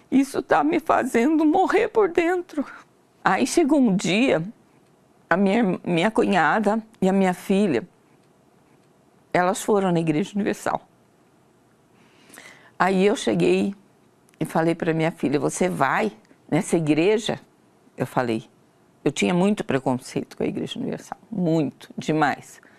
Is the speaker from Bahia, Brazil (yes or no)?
no; Campinas, São Paulo, Brazil; eu tenho 66 anos de idade, sou natural de Campinas, São Paulo.